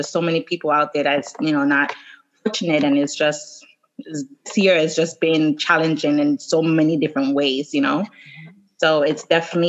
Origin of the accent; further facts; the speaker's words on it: Jamaica; I'm Jamaican